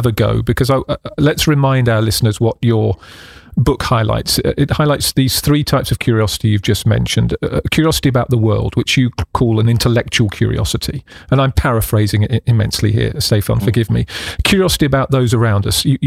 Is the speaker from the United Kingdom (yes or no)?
yes; United Kingdom; the UK, which is my home country